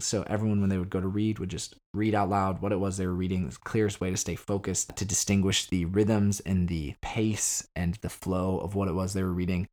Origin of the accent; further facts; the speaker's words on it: Arizona, United States; moved away as an adult; also born or lived in Chicago; now in Northern Ireland; I moved out of town from Arizona where I was junior high, high school. And I went to Chicago